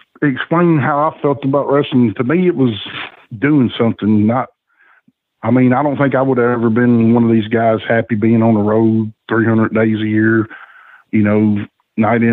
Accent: Nashville, Tennessee, United States; the house I grew up in East Nashville

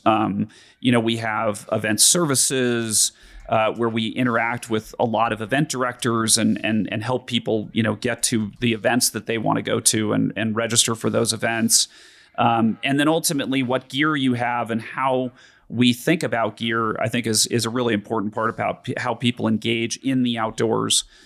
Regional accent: Denver, Colorado, United States; growing up in Denver

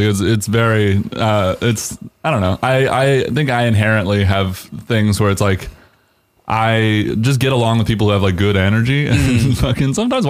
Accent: Atlanta, Georgia, United States; I mean, I grew up in Atlanta

